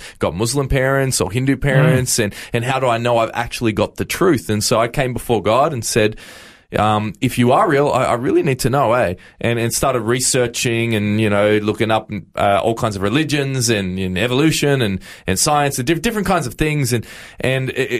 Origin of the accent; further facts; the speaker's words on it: Campbelltown, New South Wales, Australia; I was actually born and raised in New South Wales in a little area called Camden and Campbelltown.